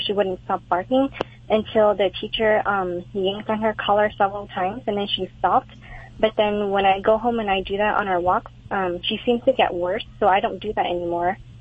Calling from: Fullerton, California, United States; I'm calling from Fullerton

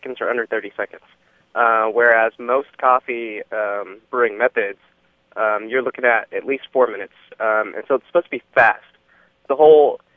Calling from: Dallas, Texas, United States; I'm calling from Dallas

